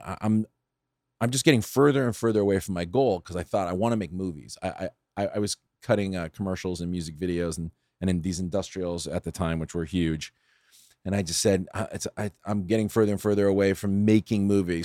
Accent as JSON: {"language": "English", "town": "San Fernando", "region": "California", "country": "United States", "tie": "born or raised there", "also_born_or_lived": "Pasadena / Studio City / Sherman Oaks", "said": "I grew up in San Fernando. I went to John F. Kennedy High School in, in San, in San Fernando."}